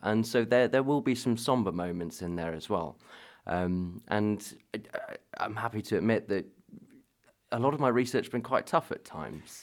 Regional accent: Devon, South West England, United Kingdom; moved away as an adult; also born or lived in London; now in Harrogate, United Kingdom; I grew up in Devon, although, uh, my dad's from Bradford, so I've got northern blood in me

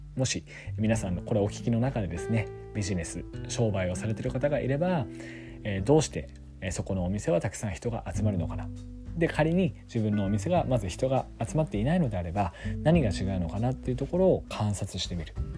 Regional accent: Yamagata, Japan; also born or lived in Sendai; 山形県、我が地元山形県

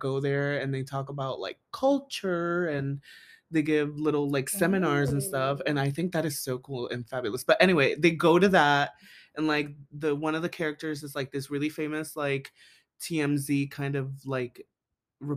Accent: Sarasota County, Florida, United States; my home county

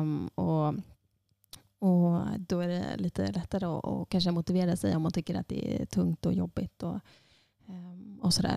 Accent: Sundsvall, Västernorrland County, Sweden; moved away as an adult; also born or lived in Iceland; now in Borgarnes, Iceland; jag är född och uppvuxen i Sundsvall

